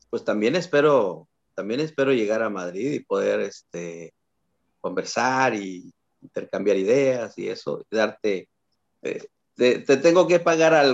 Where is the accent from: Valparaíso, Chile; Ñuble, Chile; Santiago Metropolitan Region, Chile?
Ñuble, Chile; Pinto; Soy de Pinto, Pinto, Chile.